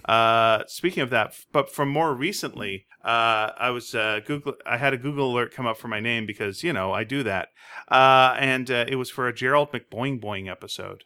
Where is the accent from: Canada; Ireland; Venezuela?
Canada; Greenfield Park, Quebec; moved away; I grew up in Quebec